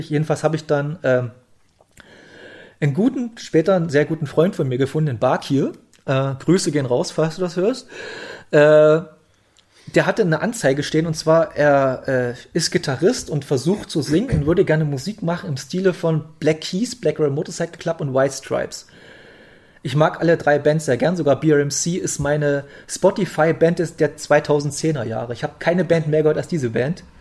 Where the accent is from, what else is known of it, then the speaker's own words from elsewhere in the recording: Bautzen, Saxony, Germany; Ich wohne ja, ich komme ja aus Bautzen, meine Ausbildung war zu Ende und dann habe ich, ich habe immer schon ein bisschen in Leipzig gewohnt, da bin ich mal in Leipzig gezogen.